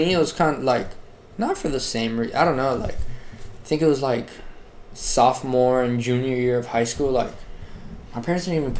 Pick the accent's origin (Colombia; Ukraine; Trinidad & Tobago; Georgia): Colombia; now in South Florida, United States; I'm from Colombia